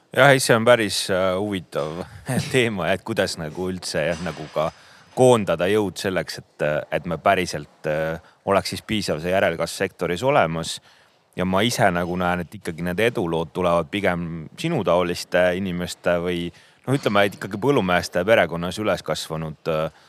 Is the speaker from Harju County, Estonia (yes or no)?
no; Põlva County, Estonia; mina olen sealt Põlvamaalt